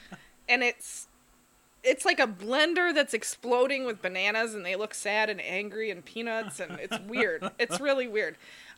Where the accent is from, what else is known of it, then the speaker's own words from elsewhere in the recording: Duluth, Minnesota, United States; moved away; I'm from Duluth. We didn't have smoothies up in Duluth.